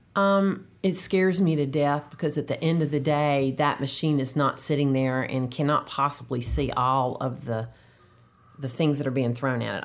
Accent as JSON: {"language": "English", "town": "Durham", "region": "North Carolina", "country": "United States", "tie": "born or raised there", "also_born_or_lived": "Charlotte, North Carolina / Wake Forest, North Carolina", "accent": "Southern", "said": "I was born in Charlotte, and then I grew up most of my life in Durham"}